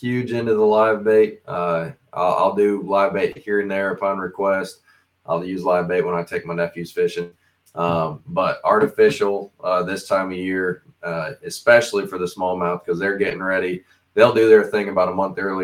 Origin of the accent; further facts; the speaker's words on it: Southern Michigan, United States; moved away; I'm originally from Michigan, from Southern Michigan